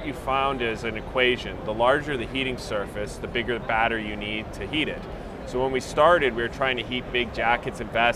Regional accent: Calgary, Alberta, Canada; moved away as an adult; also born or lived in San Francisco, United States; now in Dallas, United States; I'm originally from Canada

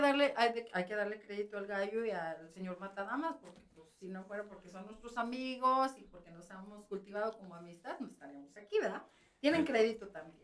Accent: Mexico City, Mexico; moved away as an adult; now in United States; Nosotros vivimos en el Distrito Federal, que ahora es Ciudad de México

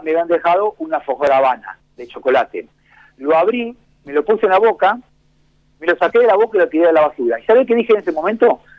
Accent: Mar del Plata, Buenos Aires Province, Argentina; soy una platense

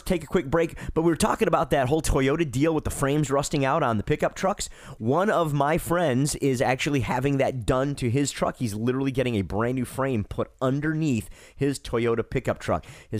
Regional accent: Michigan, United States; I'm from Michigan

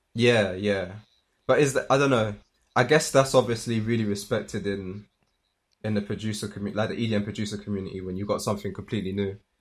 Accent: London, United Kingdom; moved away as an adult; now in Manchester, United Kingdom; I'm from London

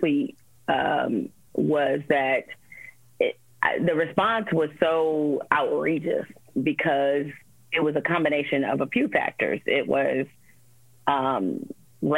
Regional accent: Detroit, Michigan, United States; growing up in Detroit, you know, on the West Side

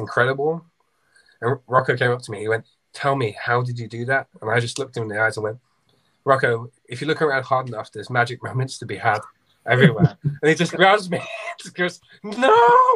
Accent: Southport, North West England, United Kingdom; it happened to be in my hometown

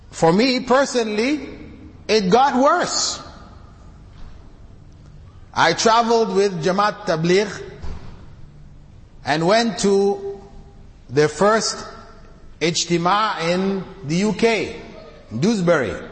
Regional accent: Canada; also born or lived in Jamaica; I came from the West. I grew up in Canada, born in Jamaica, grew up in Canada. So I lived in that society with that level of cleanliness.

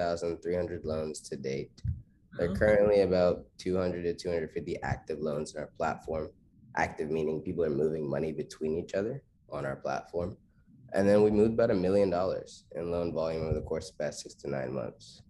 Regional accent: Charlotte, North Carolina, United States; where I'm from Charlotte, North Carolina.

